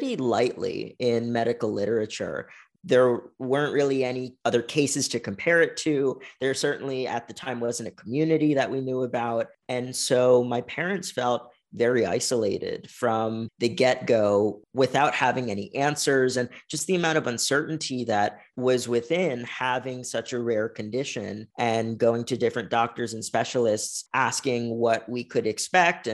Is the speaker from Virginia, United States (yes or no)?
yes; Virginia, United States; moved away as an adult; now in San Diego, United States; I've spent all of my life on the East Coast, specifically in Virginia